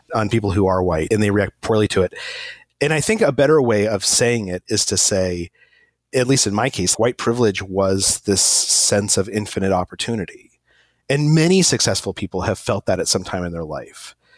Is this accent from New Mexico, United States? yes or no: yes; Albuquerque, New Mexico, United States; moved away as an adult; also born or lived in Egypt; I was born in Albuquerque, New Mexico